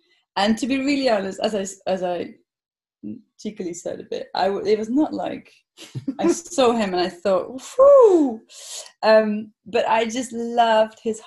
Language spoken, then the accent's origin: English; Netherlands; moved away as an adult; also born or lived in London; I'm from Holland, or the Netherlands